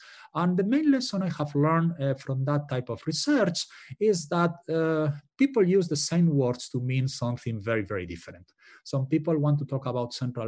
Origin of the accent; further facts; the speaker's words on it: Spain; moved away; I'm from Spain originally